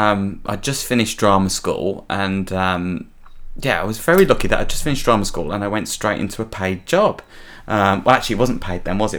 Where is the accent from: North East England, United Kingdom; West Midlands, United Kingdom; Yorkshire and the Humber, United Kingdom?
West Midlands, United Kingdom; Birmingham; also born or lived in Essex; I was born in Birmingham, in a place called Chelmsley Wood, which is like the Birmingham version of the Shameless Estate. And I still live there now, but I sort of go backwards and forwards. I live half my time in Essex and then the rest of the time here